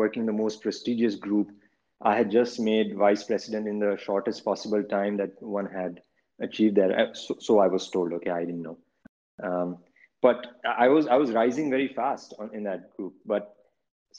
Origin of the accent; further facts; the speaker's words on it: Gujarat, India; moved away as an adult; now in New York, United States; I grew up in India